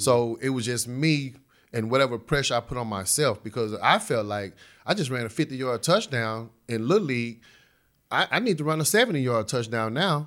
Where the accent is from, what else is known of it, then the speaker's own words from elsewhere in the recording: Dallas, Texas, United States; poor neighborhood that I grew up in in West Dallas